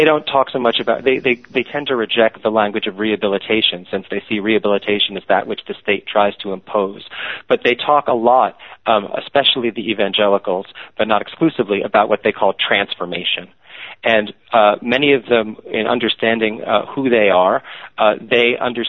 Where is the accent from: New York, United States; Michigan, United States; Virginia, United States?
New York, United States; New York City; I grew up in New York City, raised by essentially agnostic Orthodox Jews